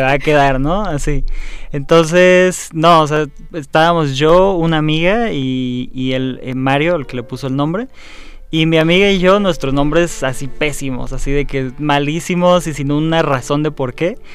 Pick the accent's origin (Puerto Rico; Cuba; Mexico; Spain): Mexico; como mexicanos sabemos que somos mexicanos